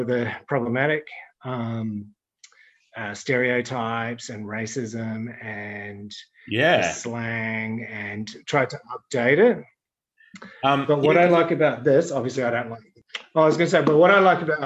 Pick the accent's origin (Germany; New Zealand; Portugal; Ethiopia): New Zealand; I'm from New Zealand